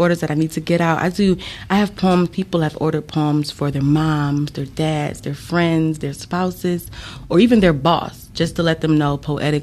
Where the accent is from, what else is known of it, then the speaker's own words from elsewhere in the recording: Ecorse, Michigan, United States; I'm not actually from Detroit. I'm from a little city one block over named Ecorse